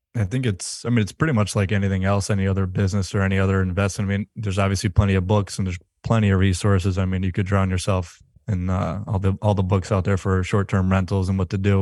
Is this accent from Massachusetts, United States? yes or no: yes; Western Massachusetts, United States; we're remote, we're from Western Mass